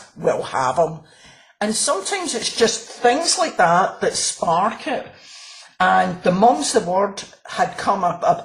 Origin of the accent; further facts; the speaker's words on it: Glasgow, Scotland, United Kingdom; I'm from Glasgow